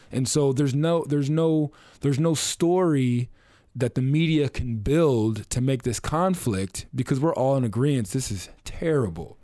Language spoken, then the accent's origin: English; Oceanside, California, United States; I grew up, I'm from North County, San Diego, I'm from Oceanside